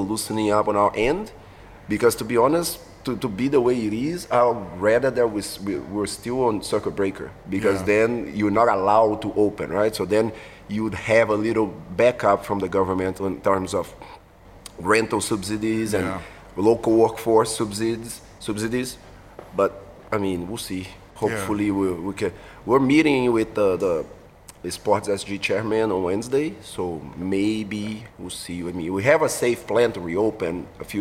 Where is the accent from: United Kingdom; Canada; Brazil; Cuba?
Brazil; Belo Horizonte, Minas Gerais; English is a second language; moved away as an adult; now in Singapore; Belo Horizonte, is in southwest, so it's not southwest, southeast